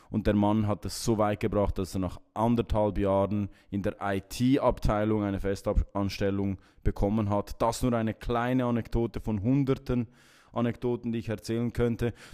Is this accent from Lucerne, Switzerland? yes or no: no; Gränichen, Aargau, Switzerland; born there; 33 Jahre jung geboren in Gränichen im Kanton Aargau